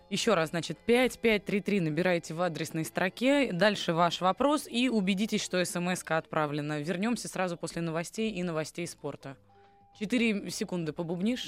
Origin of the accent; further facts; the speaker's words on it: Saint Petersburg, Russia; я из Петербурга сама